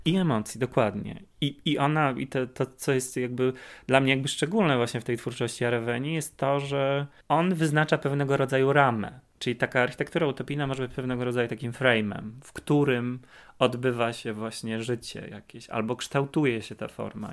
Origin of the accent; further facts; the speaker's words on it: Kraków, Lesser Poland, Poland; Jesteśmy z Krakowa, połączył nas Wydział Malarstwa na Akademii w Krakowie